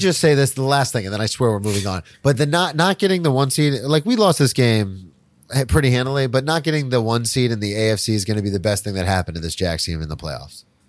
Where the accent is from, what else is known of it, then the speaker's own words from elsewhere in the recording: Florida, United States; I grew up in Florida or because I grew up in S E C country or the South